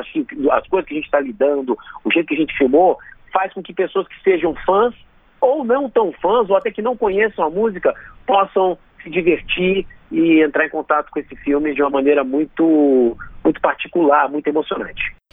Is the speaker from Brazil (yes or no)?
yes; Brasília, Federal District, Brazil; como brasiliense